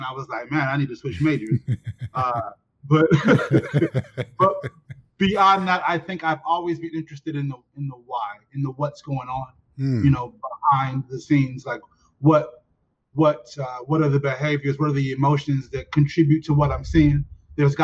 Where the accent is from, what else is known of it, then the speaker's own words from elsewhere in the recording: Chicago, Illinois, United States; I'm from the South Side of Chicago